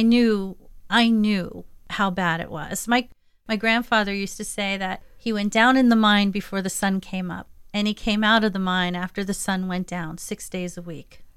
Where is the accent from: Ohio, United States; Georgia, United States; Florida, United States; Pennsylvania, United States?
Pennsylvania, United States; Delano; I was born and raised in Schuylkill County. I like to say I grew up in Delano, which is a suburb of Monterey City